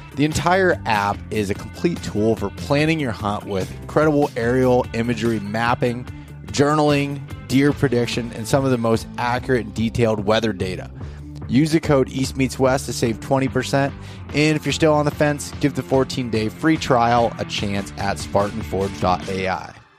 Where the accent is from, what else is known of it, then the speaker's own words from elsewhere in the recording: Pennsylvania, United States; I'm from Pennsylvania